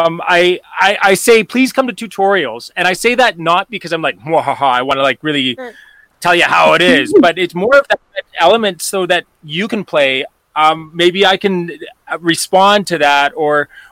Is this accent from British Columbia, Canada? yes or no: yes; Vancouver Island, British Columbia, Canada; now in Calgary, Canada; I grew up on Vancouver Island, actually, so out on the West Coast